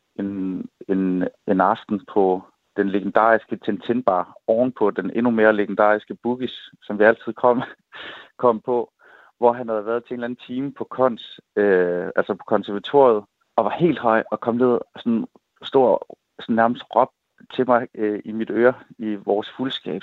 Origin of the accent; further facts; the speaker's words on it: Assens, Southern Denmark, Denmark; hjemme i Assens